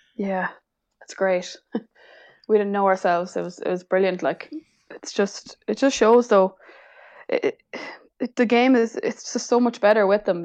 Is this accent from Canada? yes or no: no; Sligo, Connacht, Ireland; also born or lived in Galway; I'm from Connacht, so Galwegians was the A I L team closest to me